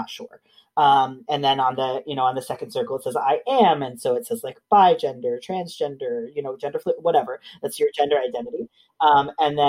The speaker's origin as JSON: {"language": "English", "country": "United States", "moved": "yes", "lives_now": "Canada", "said": "I'm originally from the States"}